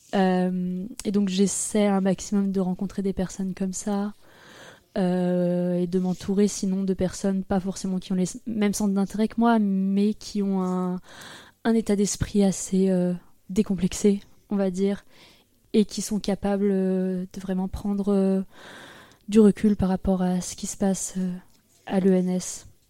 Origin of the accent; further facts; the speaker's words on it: Froges, Auvergne-Rhône-Alpes, France; J'ai grandi à côté de Grenoble, dans un village qui s'appelle Froges